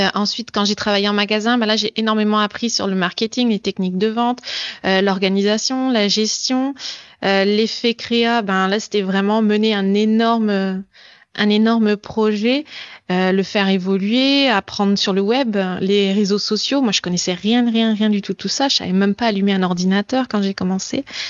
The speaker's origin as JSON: {"language": "French", "country": "France", "also_born_or_lived": "Montreal, Canada", "moved": "as an adult", "lives_now": "Germany", "said": "je suis française d'origine. Euh, j'ai vécu au Canada et maintenant j'habite, euh, j'habite en Allemagne"}